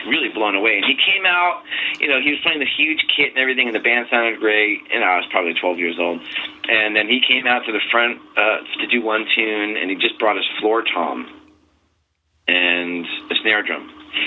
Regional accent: Bayport, New York, United States; I'm from Long Island, New York.

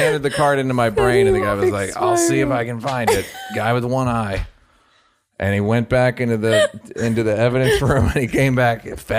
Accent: Bronx, New York, United States; And I'm from the Bronx.

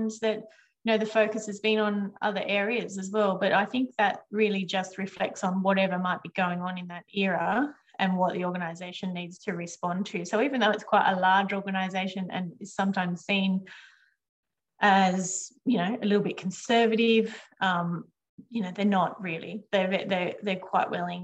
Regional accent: Picton, New South Wales, Australia; also born or lived in Penrith; I grew up in Picton.

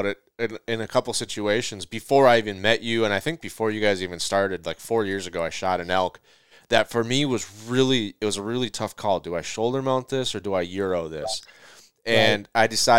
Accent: Minnesota, United States; You know, it could be Utah, and I'm from Minnesota, so now I got to figure out how to go get this animal.

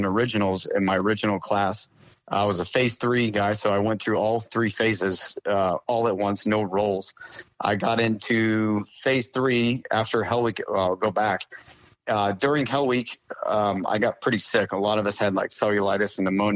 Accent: Maine, United States; moved away as an adult; I grew up in Maine

